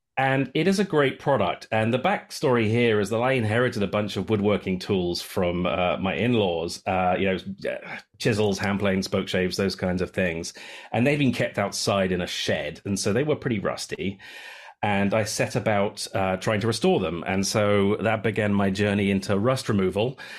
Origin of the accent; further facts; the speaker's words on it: United Kingdom; moved away as an adult; now in Samish Island, United States; I'm a Brit who has been living in the Pacific Northwest since two thousand and eight